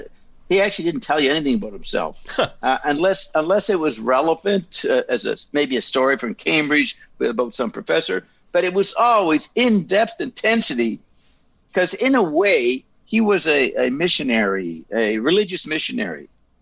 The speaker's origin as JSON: {"language": "English", "town": "Paris", "region": "Île-de-France", "country": "France", "tie": "born there", "said": "I was involved in intelligence way back in Europe because I was born in Paris."}